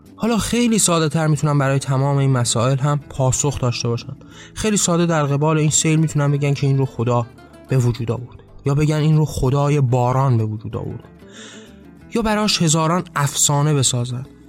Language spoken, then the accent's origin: Persian; Iran; ما ایرانی هستیم ما در یک ایران اسلامی به دنیا آمدیم